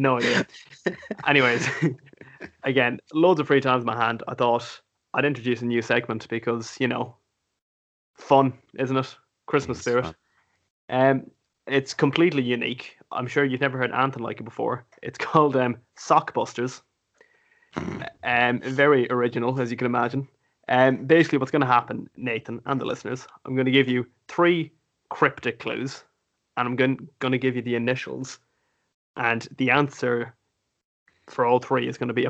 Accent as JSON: {"language": "English", "country": "Ireland", "said": "we're Irish"}